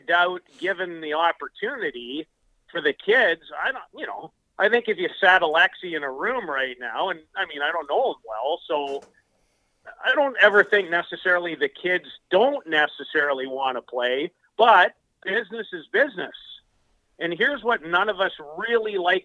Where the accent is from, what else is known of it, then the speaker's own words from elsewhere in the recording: Canada; as a Canadian guy through and through